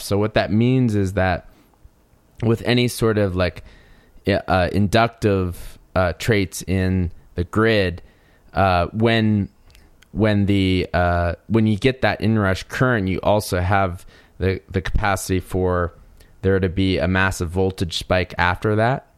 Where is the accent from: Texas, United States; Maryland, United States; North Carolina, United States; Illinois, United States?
North Carolina, United States; now in Colorado, United States; I grew up in North Carolina, which is kinda considered the, the Southeast as well in the United States.